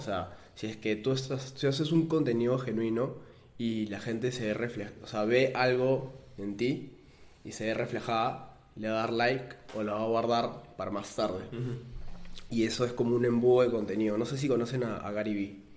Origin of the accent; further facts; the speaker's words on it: Peru; nosotros somos peruanos